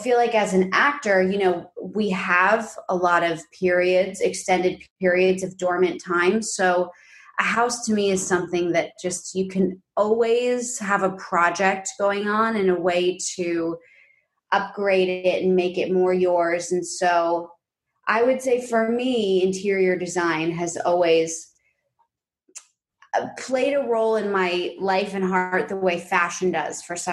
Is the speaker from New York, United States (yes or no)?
yes; New York City, New York, United States; growing up, we're from New York City, and I grew up predominantly in this like big pre-war quintessential like Upper West Side apartment.